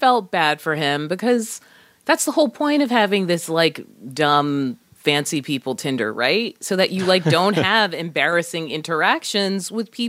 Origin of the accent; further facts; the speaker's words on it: Boston, Massachusetts, United States; I'm from Boston.